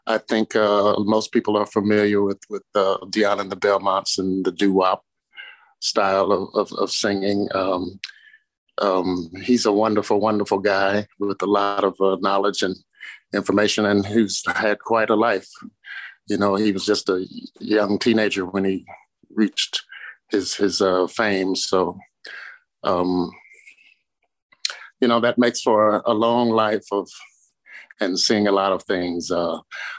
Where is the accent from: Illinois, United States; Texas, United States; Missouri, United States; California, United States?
Missouri, United States; St. Louis; moved away as an adult; also born or lived in Chicago; I'm from St. Louis, Missouri